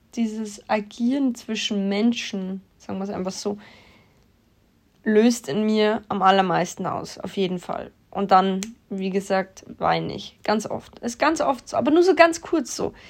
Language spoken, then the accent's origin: German; Germany; bei uns in Deutschland